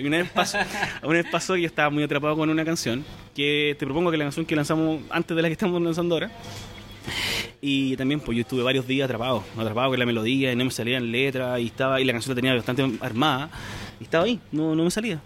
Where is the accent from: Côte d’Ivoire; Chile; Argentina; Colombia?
Chile; yo soy de Chile